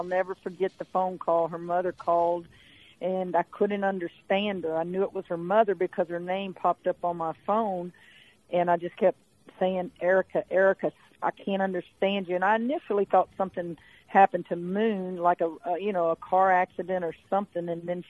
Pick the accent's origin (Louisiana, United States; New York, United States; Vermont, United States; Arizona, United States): Louisiana, United States; Hammond; You know, she's from Destrehan, I'm from Hammond, and it would have been fun to see a lot of loved ones and friends.